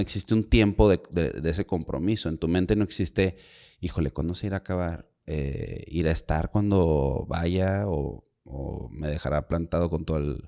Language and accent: Spanish; Monterrey, Nuevo León, Mexico; todos los que somos de acá de, o muchos de los que somos de Monterrey, Nuevo León